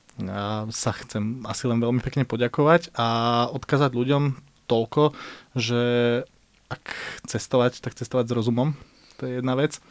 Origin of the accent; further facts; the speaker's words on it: Slovakia; my sme na Slovensku takí